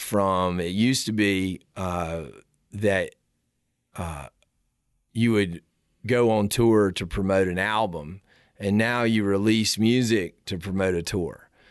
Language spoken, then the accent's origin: English; South Carolina, United States; I grew up in the South.